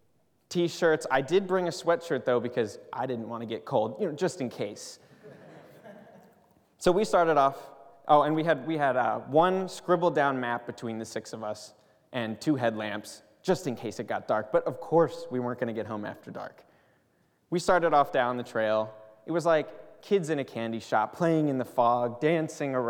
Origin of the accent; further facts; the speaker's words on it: Pennsylvania, United States; moved away as an adult; now in Pasadena, United States; I'm from Pennsylvania